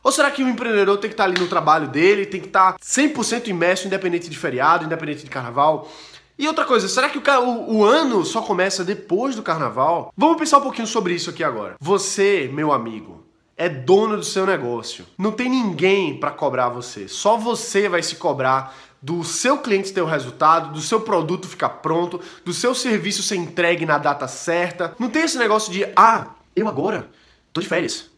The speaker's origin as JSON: {"language": "Portuguese", "town": "Recife", "region": "Pernambuco", "country": "Brazil", "said": "eu sou de Recife, Olinda"}